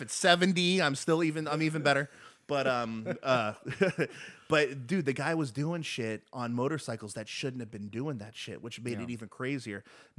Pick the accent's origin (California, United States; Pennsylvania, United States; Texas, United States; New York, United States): California, United States; Los Angeles; We're from LA, Americans.